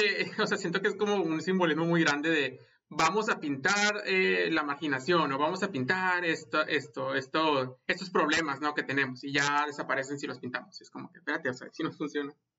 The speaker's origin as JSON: {"language": "Spanish", "town": "Monterrey", "region": "Nuevo León", "country": "Mexico", "moved": "yes", "lives_now": "United States", "said": "soy regio y he inmigrado a los Estados Unidos"}